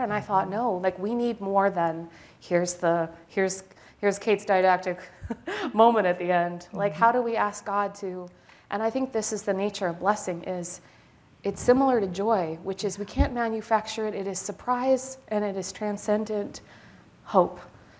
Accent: Manitoba, Canada; both my parents were academics. So I grew up in the University of Manitoba

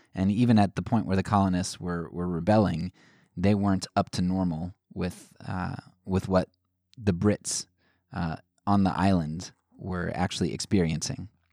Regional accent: United States; as American citizens

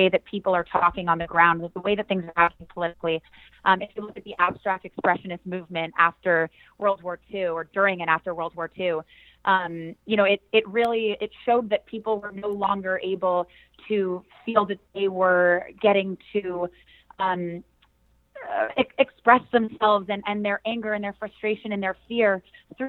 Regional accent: San Diego, California, United States; moved away as an adult; also born or lived in Los Angeles; now in New York City, United States; I was born in San Diego, California

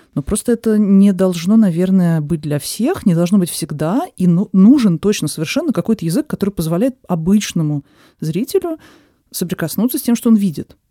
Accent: Moscow, Russia; я родилась в Москве, всю жизнь живу в Москве

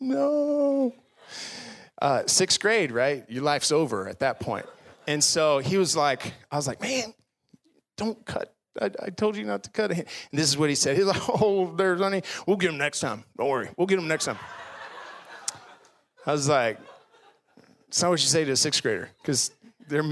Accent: Garland, Texas, United States; I grew up in Garland, which is just down the road, went to Webb Middle School

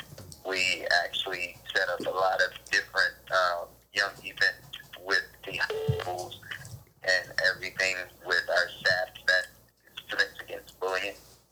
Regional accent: Gainesville, Florida, United States; moved away as an adult; also born or lived in Maryland; I'm originally from Gainesville, Florida, born and raised. So, you know, I'm a Gator boy.

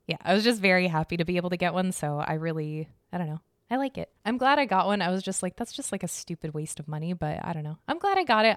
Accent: Arizona, United States; I'm from Arizona

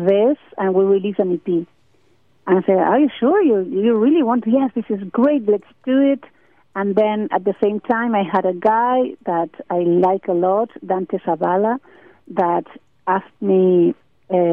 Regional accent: Argentina; we are a very poor country

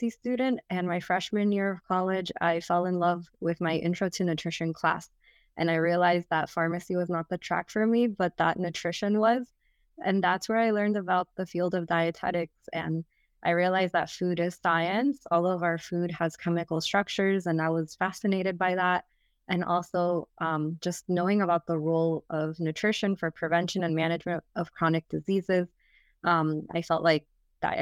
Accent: Miami, Florida, United States; also born or lived in Orlando; I wanted to move back to my hometown of Miami.

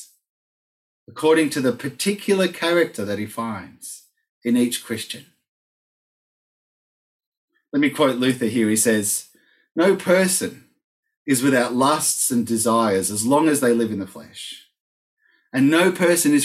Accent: Argentina; moved away; I grew up in Argentina, as you all know, and then went back to work there as an adult

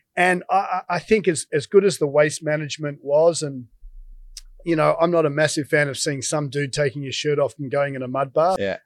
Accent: Australia; as an Aussie

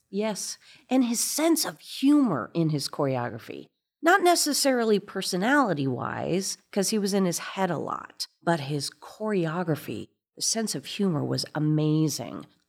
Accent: Fort Wayne, Indiana, United States; moved away; I'm from Fort Wayne, Indiana, and this very ballet school

